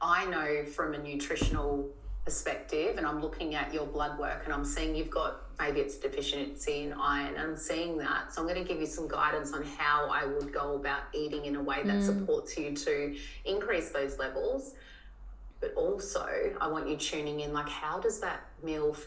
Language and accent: English; Tasmania, Australia; moved away; where I grew up in Tassie